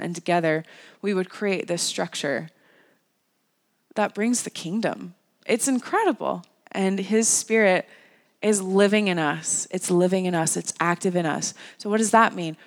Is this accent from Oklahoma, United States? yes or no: no; North Carolina, United States; the church that I grew up in in North Carolina